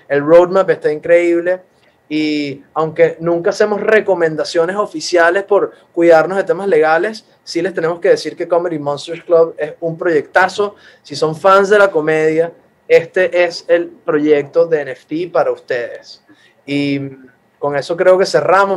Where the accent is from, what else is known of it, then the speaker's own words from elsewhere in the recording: Venezuela; aquí somos eh, todos venezolanos